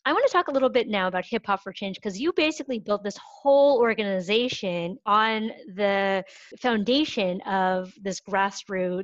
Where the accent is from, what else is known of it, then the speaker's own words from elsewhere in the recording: New York, United States; I'm a New Yorker